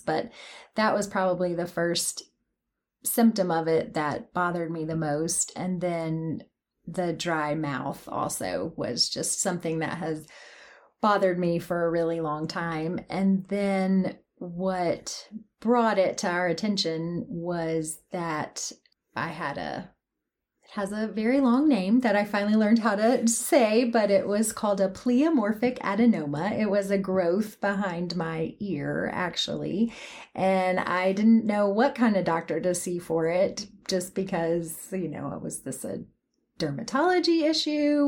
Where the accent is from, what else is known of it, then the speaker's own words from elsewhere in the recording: Athens, Tennessee, United States; moved away as an adult; also born or lived in Memphis, Tennessee / Knoxville, Tennessee; I was born in Memphis, Tennessee, um, but mostly raised in Athens, here in East Tennessee